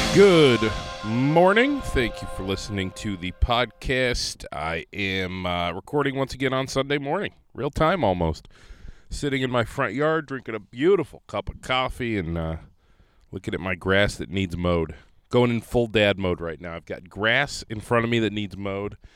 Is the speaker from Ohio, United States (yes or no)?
yes; Conneaut, Ohio, United States; now in Rochester, United States; I grew up in Conneaut, Ohio, small town